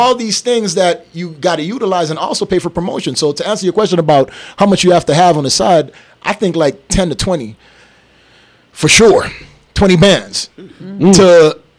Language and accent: English; St. Kitts & Nevis; also born or lived in U.S. Virgin Islands; now in Las Vegas, United States; I'm from St. Kitts